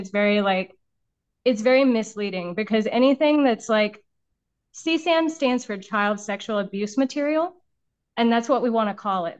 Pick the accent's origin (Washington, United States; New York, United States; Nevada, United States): Nevada, United States; Las Vegas; I'm from Las Vegas.